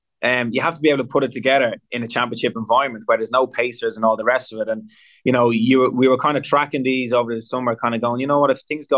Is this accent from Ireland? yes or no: yes; Ireland; that maybe as Irish people, we're a little bit like, oh, I don't know.